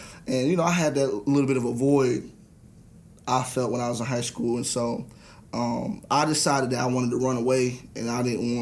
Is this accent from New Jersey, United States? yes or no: yes; New Jersey, United States; I grew up in New Jersey, South Jersey till